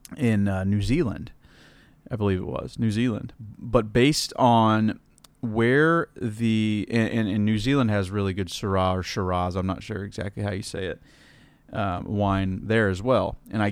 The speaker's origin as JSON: {"language": "English", "region": "Indiana", "country": "United States", "tie": "born or raised there", "said": "So growing up in Indiana"}